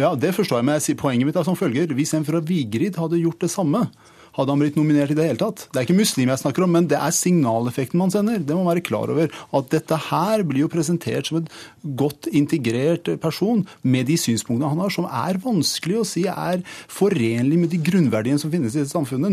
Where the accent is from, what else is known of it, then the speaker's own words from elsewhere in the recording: Iran; now in Norway; jeg er født i Iran, oppvokst i Iran